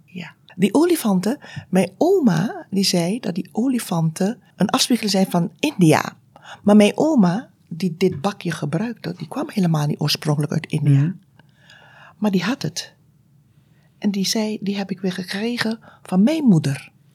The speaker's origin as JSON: {"language": "Dutch", "country": "Aruba", "tie": "born or raised there", "moved": "as an adult", "lives_now": "Tilburg, Netherlands", "said": "Ik ben geboren op Aruba, uit Surinaamse ouders. En ehm, ik heb daar eigenlijk, uh, ben daar opgegroeid"}